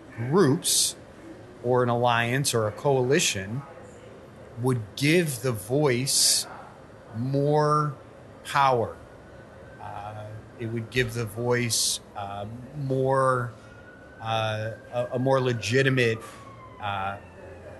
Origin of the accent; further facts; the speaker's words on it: Cleveland, Ohio, United States; moved away as an adult; also born or lived in Lawrence, Kansas; now in San Francisco, United States; I was from Cleveland, or I am from Cleveland